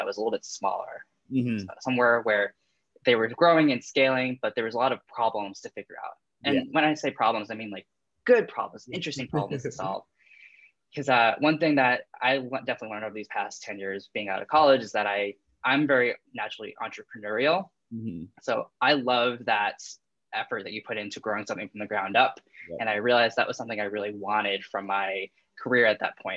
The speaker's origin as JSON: {"language": "English", "region": "New England", "country": "United States", "tie": "born or raised there", "said": "all I've known is literally growing up in New England"}